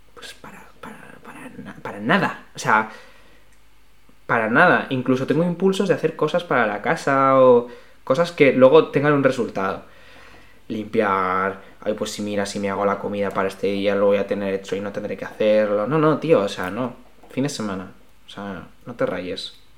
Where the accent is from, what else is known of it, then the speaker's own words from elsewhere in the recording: Alicante, Valencian Community, Spain; now in Madrid, Spain; yo no soy de Madrid, yo soy de, Alicante y a mí el mar me, tira mucho, como todos los que somos de costa